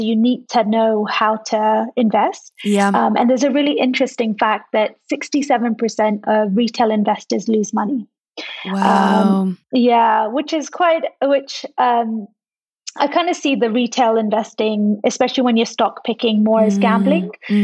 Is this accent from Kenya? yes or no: yes; Kenya; moved away as an adult; also born or lived in London; I'm Kenyan born and raised, but I had the opportunity to study in London. And then I decided to work there